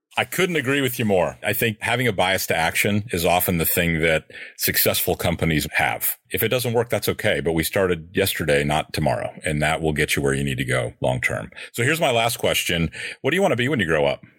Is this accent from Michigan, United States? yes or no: yes; Michigan, United States; I grew up in Michigan